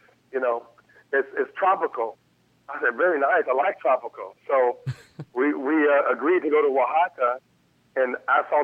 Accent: Chicago, Illinois, United States; I'm from Chicago

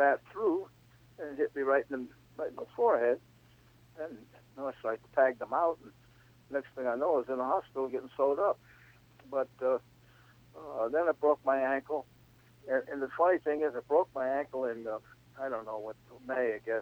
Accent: South Amboy, New Jersey, United States; my hometown of South Amboy

